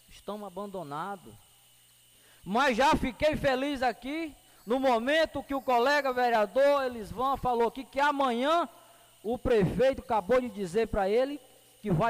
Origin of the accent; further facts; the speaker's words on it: Medicilândia, Pará, Brazil; Se eu sou de Medicilândia, é aqui que eu vou viver, é aqui que eu vou trabalhar.